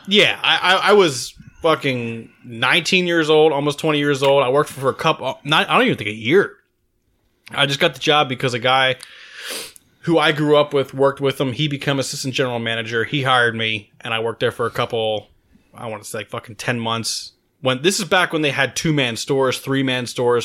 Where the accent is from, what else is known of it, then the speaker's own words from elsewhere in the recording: Maryland, United States; moved away; I grew up on the East Coast. I'm from Maryland